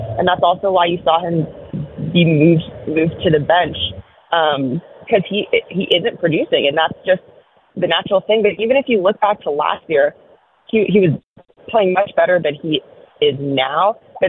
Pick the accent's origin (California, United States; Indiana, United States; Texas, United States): California, United States; Oakland; I grew up in Oakland